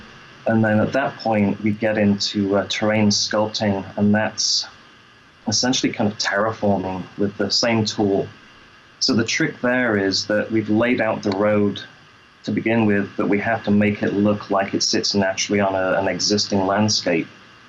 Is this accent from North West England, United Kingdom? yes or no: no; Lincoln, East Midlands, United Kingdom; also born or lived in London; I'm British, yeah. I'm from Lincoln originally, London for a couple of years, and my accent changed. Then I moved over here and my accent changed again.